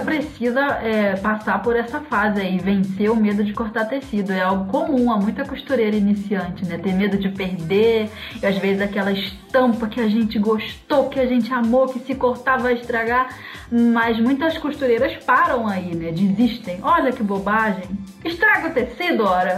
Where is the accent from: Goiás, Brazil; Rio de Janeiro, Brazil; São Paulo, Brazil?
Rio de Janeiro, Brazil; eu sou carioca